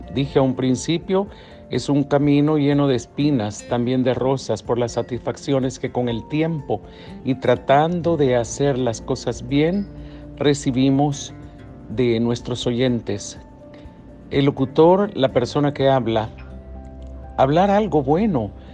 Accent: El Salvador; aquí en El Salvador en mi país tan bello

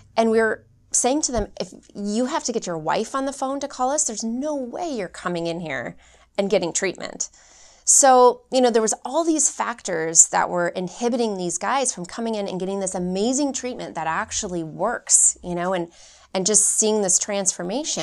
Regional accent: Phoenix, Arizona, United States; I'm originally from Phoenix, Arizona

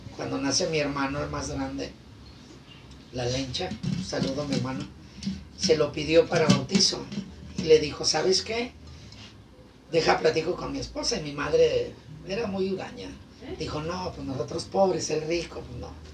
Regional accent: Guadalajara, Jalisco, Mexico; Allá me crié, soy de Guadalajara, Villa Mariano Escobedo, ahí en San Andrés.

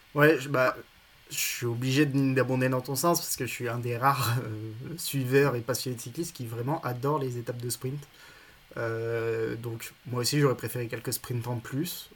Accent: Villard-de-Lans, Auvergne-Rhône-Alpes, France; je viens de Villard-de-Lans

